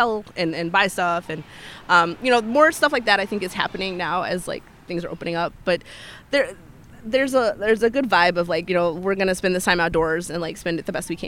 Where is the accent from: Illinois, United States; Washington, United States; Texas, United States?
Illinois, United States; Chicago; It's very family oriented. There's a lot of kids just kind of like running around all over the place.